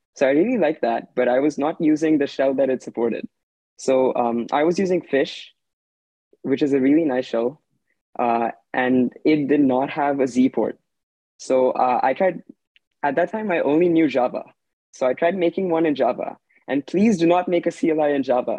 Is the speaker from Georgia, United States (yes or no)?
no; Redmond, Washington, United States; I'm 16, and I'm also from Washington. I live in Redmond